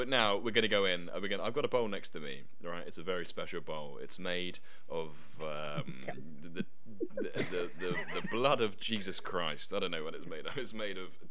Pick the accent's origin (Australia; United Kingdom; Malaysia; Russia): United Kingdom; Gosport, South East England; I was born in Gosport